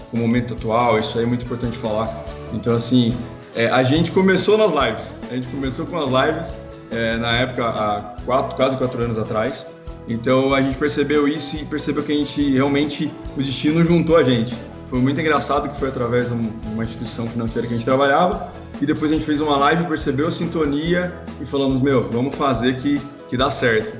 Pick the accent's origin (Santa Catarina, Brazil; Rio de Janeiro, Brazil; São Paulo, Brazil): São Paulo, Brazil; Piracicaba; nós retornamos para Piracicaba, que é a nossa terra, Natal, né? Somos de Piracicaba, São Paulo.